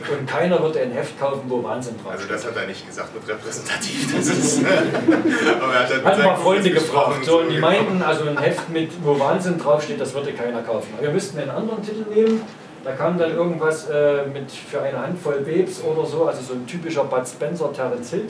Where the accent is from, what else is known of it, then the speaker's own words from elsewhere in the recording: Chemnitz, Saxony, Germany; Also ich komme aus Chemnitz.